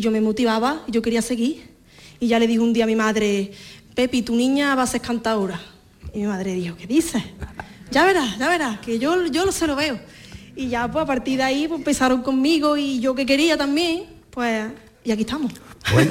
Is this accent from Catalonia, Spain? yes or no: no; Fuente Palmera, Andalusia, Spain; Hija, de predilecta de Fuente Palmera. Fuente Palmera es, digamos, el municipio y tiene varias aldeas y una de ellas es la mía